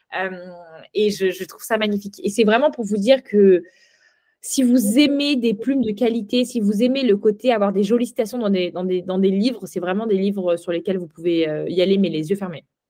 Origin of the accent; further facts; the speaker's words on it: France; en tant que Française de France